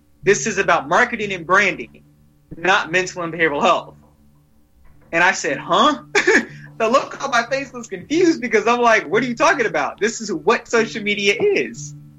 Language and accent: English; Orlando, Florida, United States; I'm from Orlando, Florida, USA, or United States